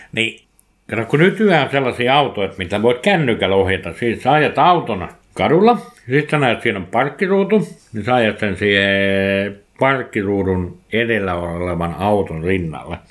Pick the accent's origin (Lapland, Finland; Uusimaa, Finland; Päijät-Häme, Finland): Päijät-Häme, Finland; Nastola; kotikylässäni, ei kylässä Villahteellä, vaan kotikunnassa, niin Nastolassa